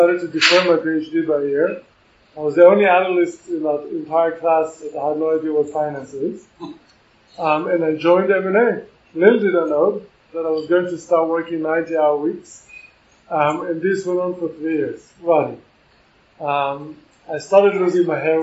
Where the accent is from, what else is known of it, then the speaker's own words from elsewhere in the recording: Singapore; moved away; I grew up in Singapore.